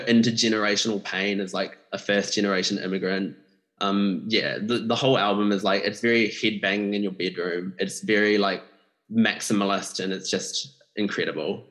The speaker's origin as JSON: {"language": "English", "country": "New Zealand", "tie": "born or raised there", "said": "someone from a Malaysian like background myself, growing up in New Zealand"}